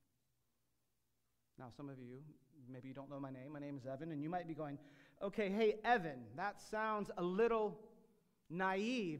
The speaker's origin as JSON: {"language": "English", "country": "United States", "said": "I'm an American"}